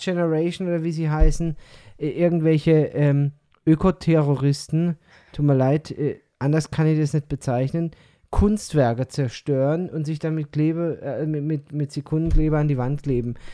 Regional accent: Odenwald, Germany; accent: Odenwald dialect; now in Peru; ich verfalle in diesen Odewälder Dialekt

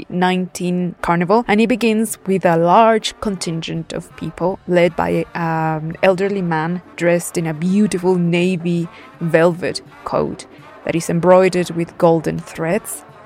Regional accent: Puebla, Mexico; my home state of Puebla

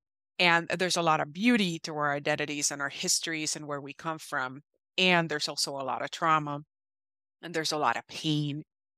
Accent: Puerto Rico; now in United States; I am originally from Puerto Rico, and I've been in the Midwest for many years

